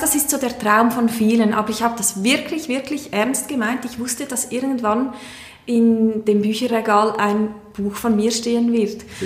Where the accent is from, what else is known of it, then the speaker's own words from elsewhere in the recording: Aargau, Switzerland; now in Chur, Switzerland; wohne in Chur, bin ursprünglich aus dem Kanton Aargau